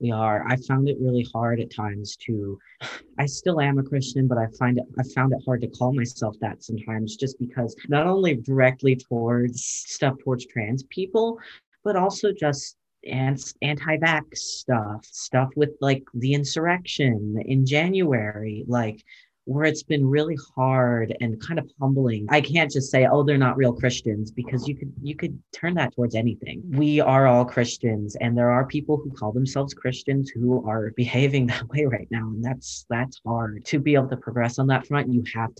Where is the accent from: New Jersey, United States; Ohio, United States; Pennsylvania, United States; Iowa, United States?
Ohio, United States; Zanesville; moved away as an adult; I'm from Zanesville, Ohio, which is a part of the foothills of Appalachia